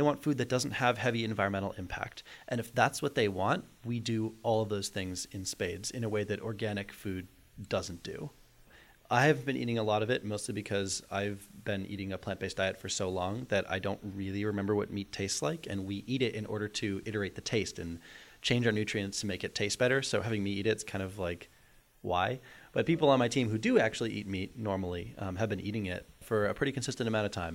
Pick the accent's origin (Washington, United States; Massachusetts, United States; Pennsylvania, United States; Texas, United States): Massachusetts, United States; North Shore of Boston; also born or lived in Amherst, Massachusetts; I grew up on the North Shore of Boston